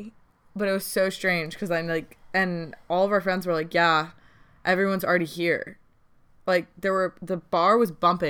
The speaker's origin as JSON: {"language": "English", "region": "Connecticut", "country": "United States", "tie": "born or raised there", "moved": "yes", "said": "growing up in Connecticut"}